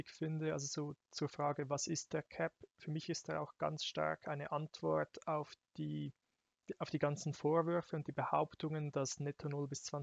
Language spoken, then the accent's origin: German; Zurich, Switzerland; Ähm, ich komme aus, auch aus der Region Zürich